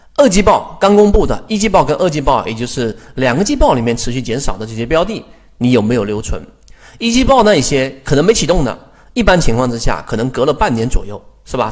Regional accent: China; 我们中国人

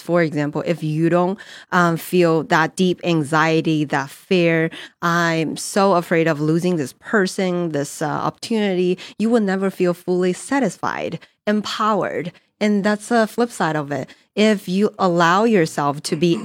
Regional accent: China; English is a second language; moved away as an adult; also born or lived in New Jersey / Colorado / Texas; born and raised in China

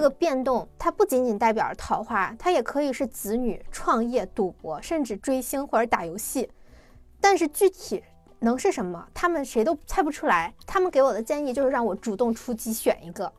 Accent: China; 我们中国人常常说大事化小，小事化了

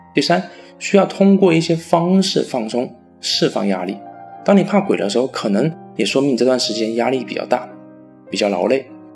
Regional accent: Fujian, China; 有网友说我的普通话不标准，那也是没有办法的啊。谁让我是福建人呢？当然，我也会努力的提高我的普通话的。

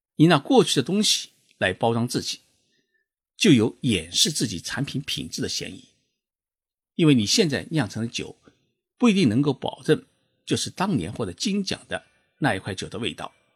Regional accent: China; now in Japan; 我们中国人

